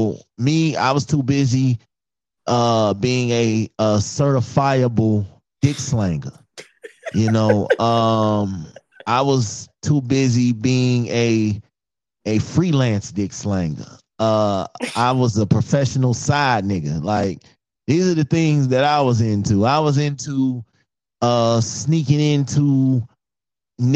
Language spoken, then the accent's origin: English; Chicago, Illinois, United States; born and raised in the streets of Chicago